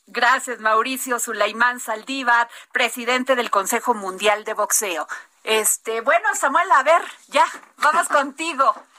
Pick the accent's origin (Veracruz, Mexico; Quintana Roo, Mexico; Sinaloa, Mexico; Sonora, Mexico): Veracruz, Mexico; Vega de Alatorre; yo nací en Vega de Alatorre, Veracruz